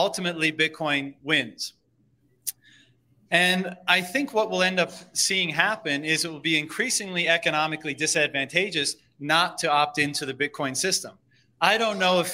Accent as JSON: {"language": "English", "country": "Canada", "said": "as a Canadian"}